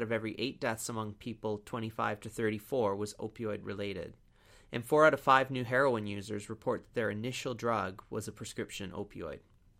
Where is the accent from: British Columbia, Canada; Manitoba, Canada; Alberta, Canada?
British Columbia, Canada; It's kind of mean, though, because as Canadians, we always pick on Ontario anyway.